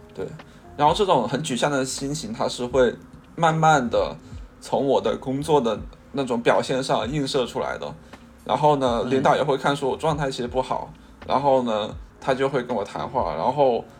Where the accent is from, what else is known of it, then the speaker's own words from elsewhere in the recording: Guangzhou, Guangdong, China; also born or lived in Xinjiang; 我是幼儿园的时候就在广州了，然后我是在新疆出生的